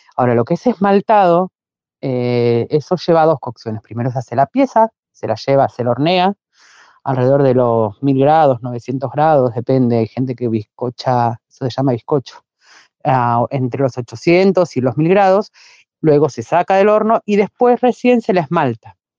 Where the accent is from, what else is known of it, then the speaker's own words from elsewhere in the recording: La Plata, Buenos Aires Province, Argentina; Yo soy platense, eh, nací y vivo en La Plata.